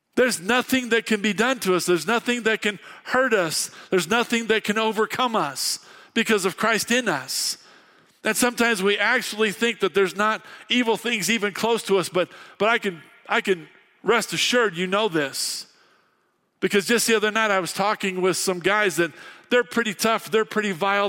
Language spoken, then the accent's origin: English; Fairbury, Illinois, United States; moved away as an adult; now in Casper, United States; I grew up in Fairbury, Illinois